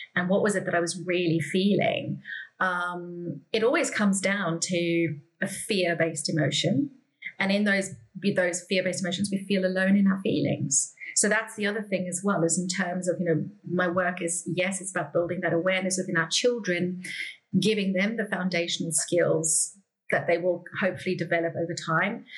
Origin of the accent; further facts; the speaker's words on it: South Africa; I grew up in South Africa.